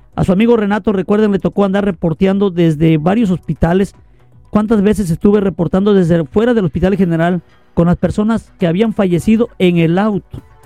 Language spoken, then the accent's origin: Spanish; Lerdo de Tejada, Veracruz, Mexico; Yo también soy veracruzano, lerdo de Tejada, Veracruz. Es la ciudad que me vio nacer.